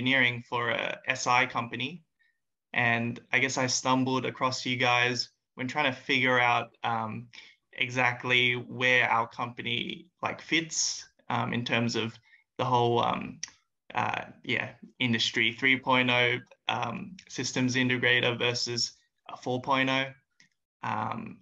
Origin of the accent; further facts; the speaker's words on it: Sydney, New South Wales, Australia; I'm from Sydney